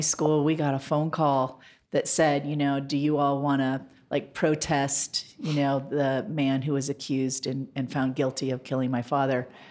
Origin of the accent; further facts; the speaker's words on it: Montana, United States; also born or lived in Washington, D.C.; now in Denver, United States; I grew up in Montana. I was born in Montana.